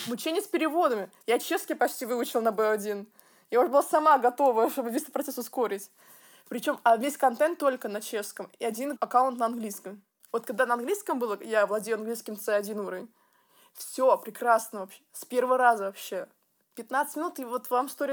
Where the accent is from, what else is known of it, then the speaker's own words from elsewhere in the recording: Tver, Tver Oblast, Russia; moved away; маникюрный салон в моем родном городе в России Тверь.